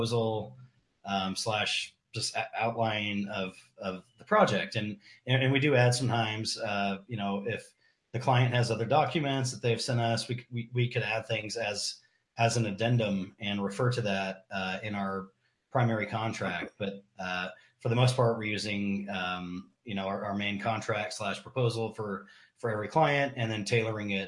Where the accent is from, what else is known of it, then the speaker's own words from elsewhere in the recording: Bakersfield, California, United States; where I grew up in California. Definitely not the neighborhood I grew up